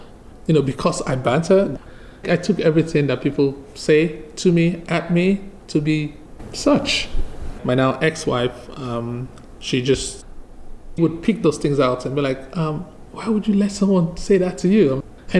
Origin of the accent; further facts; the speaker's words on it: Nigeria; English is a second language; now in Charlottesville, United States; Yes, I moved here from Nigeria back in 2008. It was the first time I came to the U.S. and I came straight to Charlottesville, and it's been home for me since then.